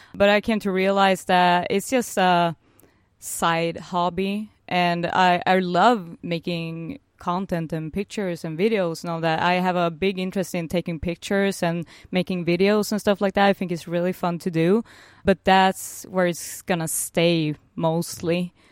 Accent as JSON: {"language": "English", "town": "Norrköping", "region": "Östergötland", "country": "Sweden", "said": "I'm originally from a small town called Norrköping"}